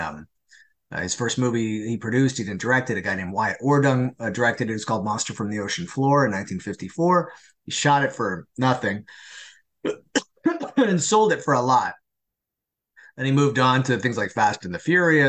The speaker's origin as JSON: {"language": "English", "country": "Canada", "said": "I'm Canadian"}